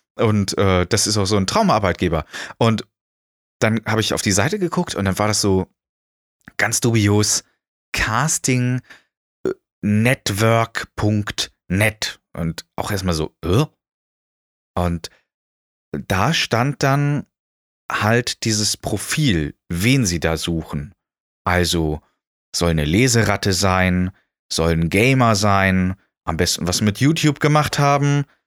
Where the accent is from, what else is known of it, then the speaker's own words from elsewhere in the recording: Schleswig-Holstein, Germany; moved away as an adult; now in Erfurt, Germany; dass ich in Schleswig-Holstein groß geworden äh, bin